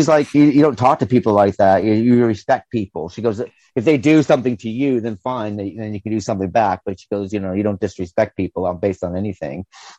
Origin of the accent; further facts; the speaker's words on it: the North, New York, United States; you and I, we come from the North, and we didn't have all that in the North. The North was totally different.